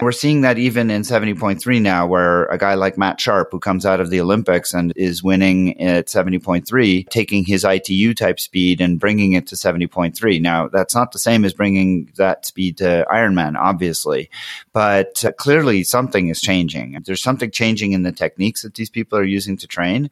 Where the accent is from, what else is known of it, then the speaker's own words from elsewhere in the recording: Montreal, Quebec, Canada; moved away; we're from Montreal.